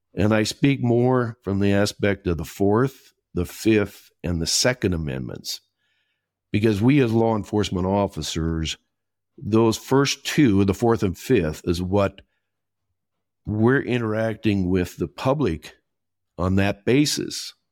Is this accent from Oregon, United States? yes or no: no; Minnesota, United States; accent: Minnesota; moved away as an adult; also born or lived in England; now in Costa Rica; I was born and raised in Minnesota